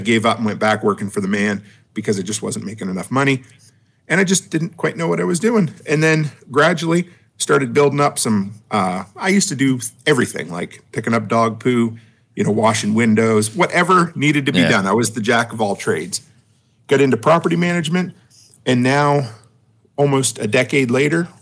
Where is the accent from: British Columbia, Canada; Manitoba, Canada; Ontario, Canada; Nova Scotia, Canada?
Nova Scotia, Canada; I grew up on the East Coast, Nova Scotia